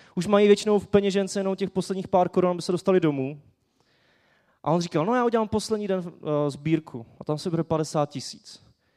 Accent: Czechia; jako Češi

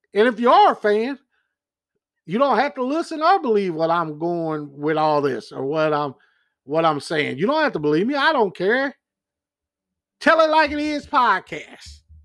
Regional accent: Kansas City, United States; I'm from Kansas City

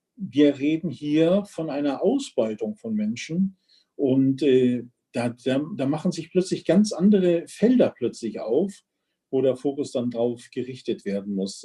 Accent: Germany; bei uns in Deutschland

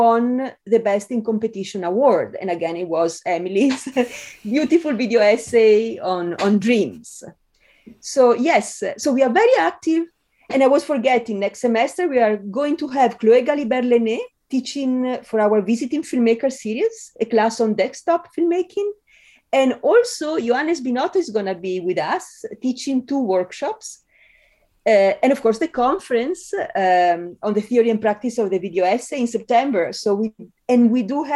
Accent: Italy; English is a second language; moved away as an adult; also born or lived in Spain; now in United States; the accent is such a part of my identity as an Italian who lived years in Spain

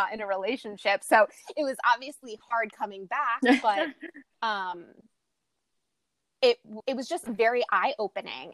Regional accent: New York, United States; also born or lived in Bronx / Little Rock, Arkansas; being someone who's born and raised in New York

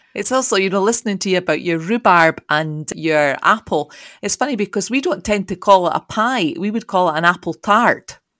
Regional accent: Scotland, United Kingdom; accent: Scottish

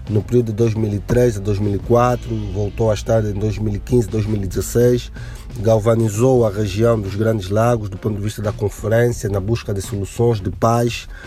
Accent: Angola; sou angolano, professor universitário.

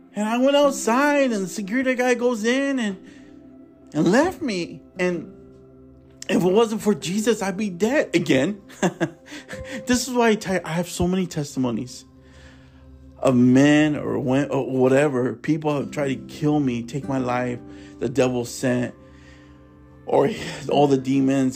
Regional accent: Tulare, California, United States; also born or lived in Fresno, California; I was born in Fresno. I was raised in Tulare

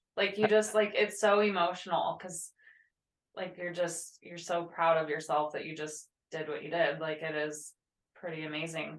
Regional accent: Midwest, United States; I grew up in the Midwest

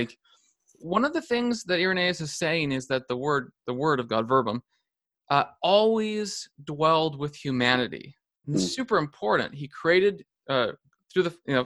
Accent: Canada; also born or lived in California; as Canadian

